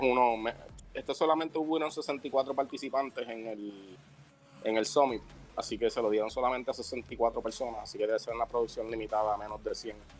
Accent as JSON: {"language": "Spanish", "country": "Puerto Rico", "said": "soy el único puertorriqueño en el programa"}